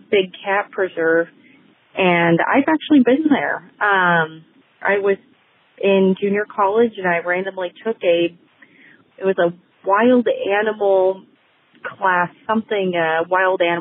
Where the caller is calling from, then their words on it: Aliso Viejo, California, United States; I'm calling from Aliso Viejo, California